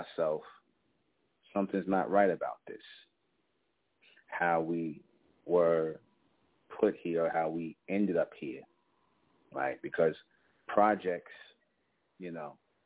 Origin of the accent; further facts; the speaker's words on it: New York City, New York, United States; I grew up in Brownsville, East New York, in the Van Dyke housing projects.